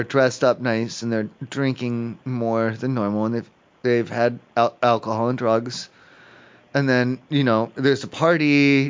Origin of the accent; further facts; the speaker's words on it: Ohio, United States; I'm from Ohio. I'm not from here. In Ohio at home, when I'm at home for Halloween, sometimes the neighborhood kids, and they throw eggs at houses or they put toilet paper on houses.